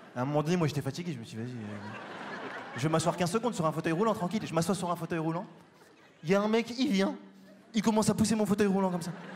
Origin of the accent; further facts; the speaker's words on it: Paris, Île-de-France, France; je viens de Paris